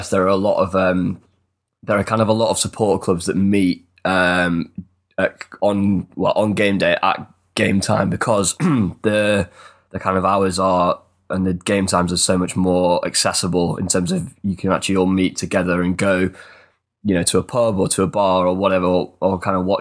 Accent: England, United Kingdom; being English, coming from the UK

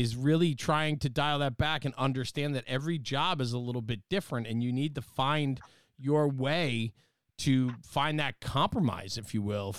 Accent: Gary, Indiana, United States; screw you guys, man. I'm from Gary.

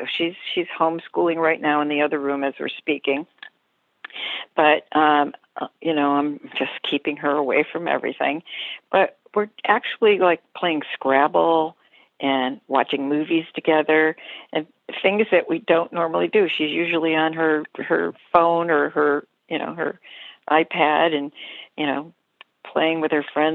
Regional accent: Rochester, New York, United States; I grew up in Rochester, New York.

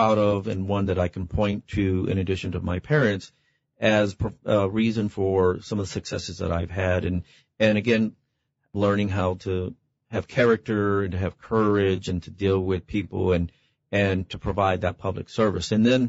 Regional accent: Lytle, Texas, United States; also born or lived in San Antonio, Texas; I grew up in Lytle, Texas, just south of San Antonio, a little small town when I was a kid.

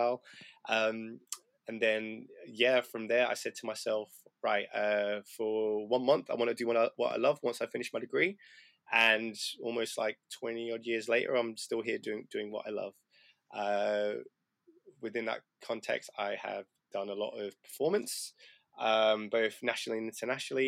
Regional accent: Chesterfield, East Midlands, United Kingdom; born or raised there; moved away as an adult; also born or lived in Ipswich / Sheffield

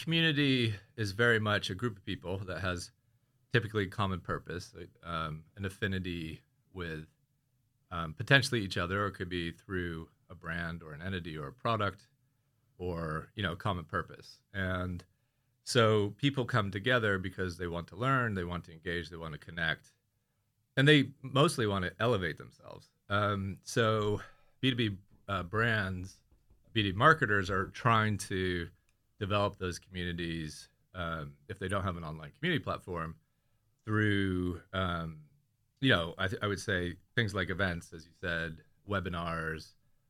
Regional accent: California, United States; now in London, United Kingdom; And I'm from Bay Area, California. I live in Crouch End.

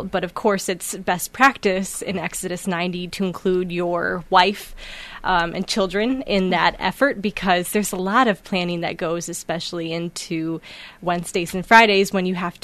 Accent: Bloomington, Illinois, United States; moved away as an adult; also born or lived in Denton, Texas; now in Des Moines, United States; I grew up in Bloomington Normal, Illinois.

